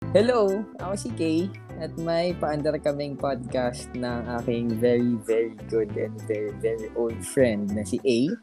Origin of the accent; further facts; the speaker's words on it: Philippines; all there is in our very core as a Filipino people is survival